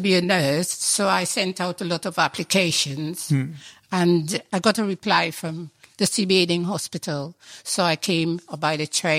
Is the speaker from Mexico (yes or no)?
no; Trinidad & Tobago; moved away as an adult; also born or lived in London; now in Ramsgate, United Kingdom; I was born in Trinidad in the West Indies.